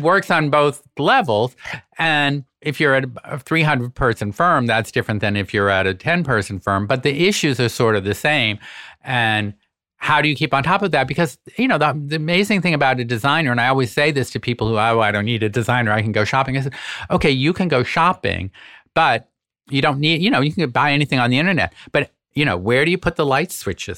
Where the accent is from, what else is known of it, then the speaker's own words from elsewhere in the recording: Boston, Massachusetts, United States; now in New York, United States; move home to Boston